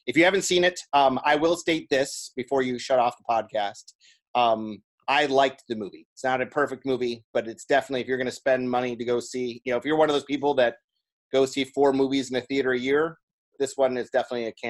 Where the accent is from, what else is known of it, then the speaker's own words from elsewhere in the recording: Minnesota, United States; I'm from Minnesota, and I'm a director